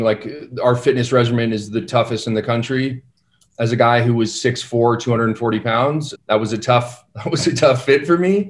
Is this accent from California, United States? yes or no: yes; San Diego, California, United States; I'm from San Diego